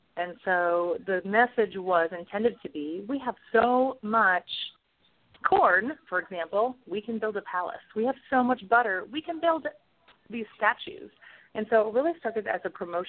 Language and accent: English; Toledo, Iowa, United States; I was a 4-H club member in my hometown of Toledo, Iowa